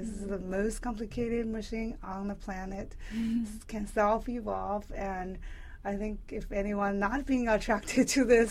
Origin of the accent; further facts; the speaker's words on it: China; moved away as an adult; also born or lived in Ohio, United States; now in Oregon, United States; I grew up in China.